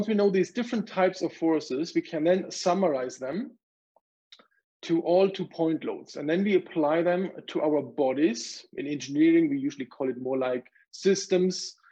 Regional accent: Germany; moved away as an adult; now in Calgary, Canada; I grew up in Germany

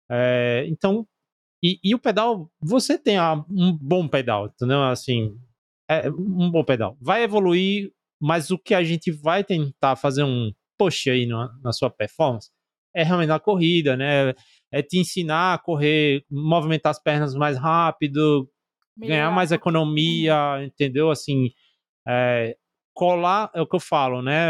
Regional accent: Northeast Region, Brazil; a gente é do Nordeste

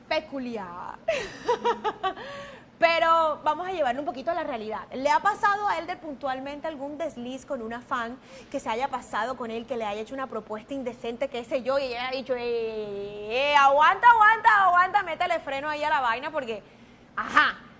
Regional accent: Caribbean coast, Colombia; como diríamos en la costa

